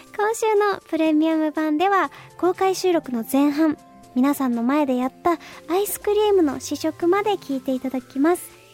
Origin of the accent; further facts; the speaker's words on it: Fukuoka, Japan; now in Tokyo, Japan; その東京に上京してからは、その福岡にいた時とかは、なんだろうな、友達とね、お菓子食べたりとかしてました